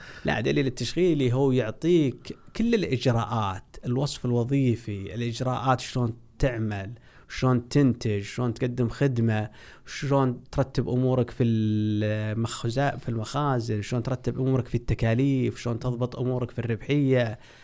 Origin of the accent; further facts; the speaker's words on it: Saudi Arabia; احنا عندنا في السعودية